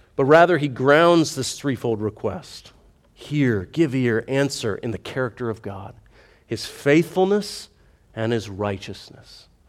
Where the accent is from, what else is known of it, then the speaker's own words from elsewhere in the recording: United States; as an American